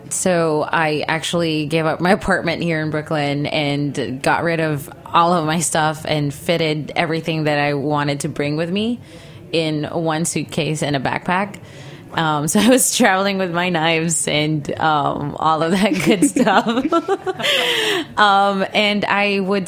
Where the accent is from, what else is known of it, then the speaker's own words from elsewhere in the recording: Philippines; moved away as an adult; also born or lived in Los Angeles, United States; now in New York, United States; So I was born and raised in the Philippines, and I moved to LA when I was 20.